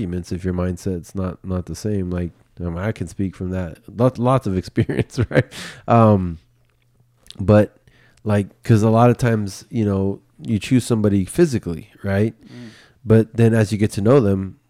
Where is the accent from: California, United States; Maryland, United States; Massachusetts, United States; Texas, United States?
California, United States; Bay Area; the culture that I grew up in the Bay Area